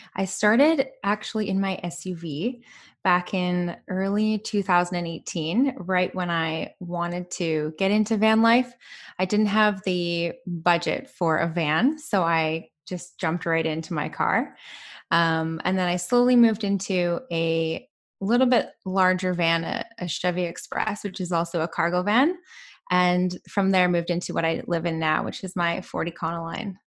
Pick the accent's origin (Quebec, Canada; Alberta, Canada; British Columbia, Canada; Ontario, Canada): British Columbia, Canada; I am from Canada, yeah. And I've spent actually most of my life in B C